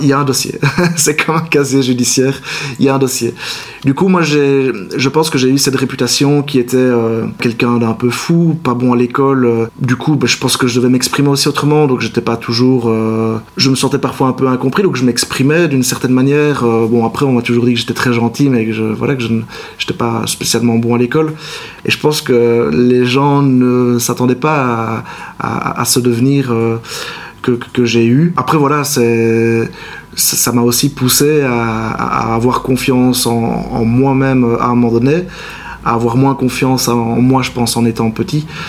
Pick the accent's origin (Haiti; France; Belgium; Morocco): Belgium; Libin, Wallonia; also born or lived in Marche-en-Famenne / Liège; Liban, c'est mon village natal, en effet. Donc j'y ai habité jusqu'à l'âge de 13 ans de manière quotidienne.